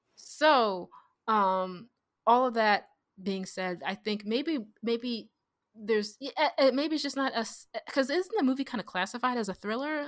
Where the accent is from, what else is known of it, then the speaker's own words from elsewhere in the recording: United States; I'm so American